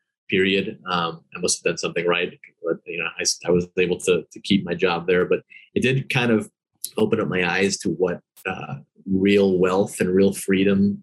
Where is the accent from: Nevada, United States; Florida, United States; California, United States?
Florida, United States; Miami; I grew up in Miami. I was born here, traditional Cuban immigrant family.